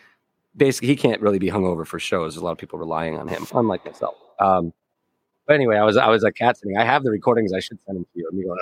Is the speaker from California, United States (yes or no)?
no; Connecticut, United States; I'm from Connecticut, middle class.